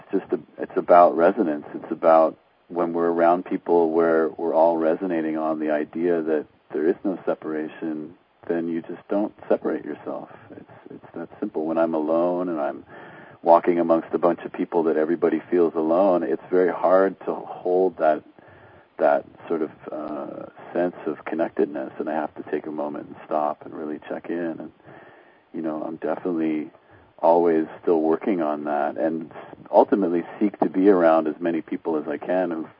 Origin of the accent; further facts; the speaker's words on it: Canada; also born or lived in England; now in United States; I was born in England. I grew up in Canada. I live in the States